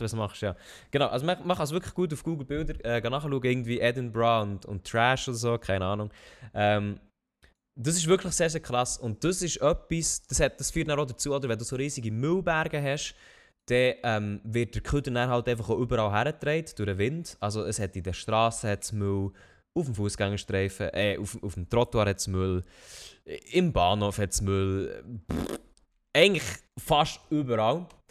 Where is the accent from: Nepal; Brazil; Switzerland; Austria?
Switzerland; in dem Dorf, wo ich aufgewachsen bin, das war halt recht gut mit dem Zug angeschlossen gewesen